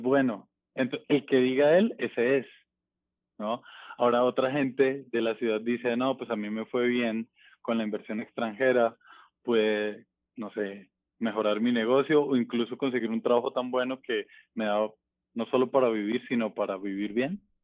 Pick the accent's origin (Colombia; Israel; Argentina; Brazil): Colombia; Bogotá; moved away as an adult; also born or lived in Buga, Valle del Cauca; now in Mexico; Yo nazco ahí y luego mis papás me llevan a Bogotá. Yo, digamos, crezco. Eh, como mi infancia y, y mi juventud o mi adolescencia realmente, está en Bogotá, crezco en Bogotá